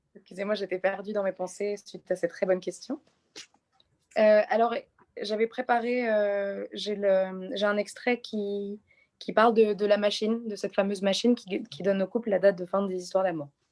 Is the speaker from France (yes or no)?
yes; Nice, Provence-Alpes-Côte d'Azur, France; je suis née à Nice et que je trouve que c'est une, c'est une très très jolie ville